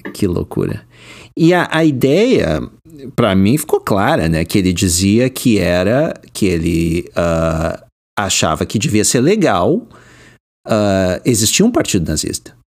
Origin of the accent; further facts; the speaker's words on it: Porto Alegre, Rio Grande do Sul, Brazil; moved away as an adult; now in United States; eu nasci e cri, me criei no Rio Grande do Sul